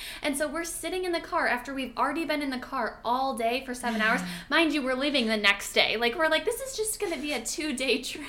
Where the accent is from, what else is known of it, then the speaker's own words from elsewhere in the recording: Michigan, United States; now in Los Angeles, United States; I'm a photographer in the LA area. I'm from Michigan, blah, blah, blah.